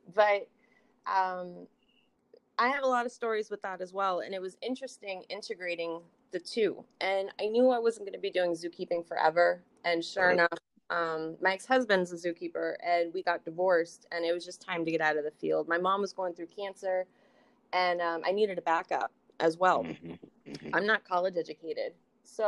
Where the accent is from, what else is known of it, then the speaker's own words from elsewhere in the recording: San Francisco, California, United States; moved away; I grew up in San Francisco. So I was exposed to a lot when I was a kid